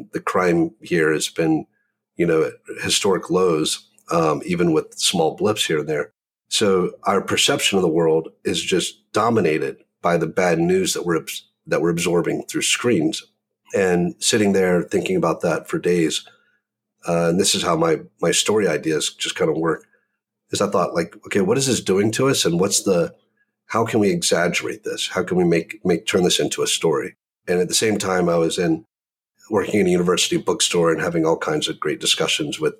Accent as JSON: {"language": "English", "region": "the South", "country": "United States", "tie": "born or raised there", "said": "growing up in the South"}